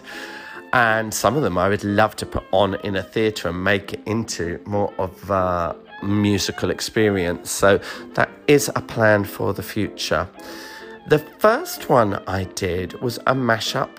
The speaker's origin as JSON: {"language": "English", "country": "United Kingdom", "said": "being British"}